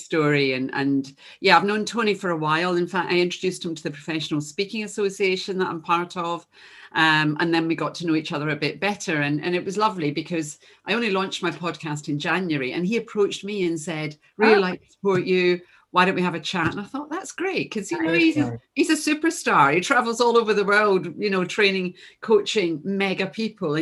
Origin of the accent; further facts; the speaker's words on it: Glasgow, Scotland, United Kingdom; You can probably tell from my accent. You can tell I'm from Glasgow, but you can't take Glasgow out of the girl.